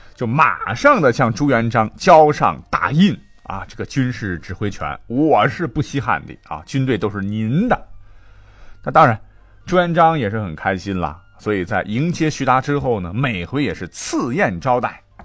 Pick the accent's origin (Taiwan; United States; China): China; 我们中国人民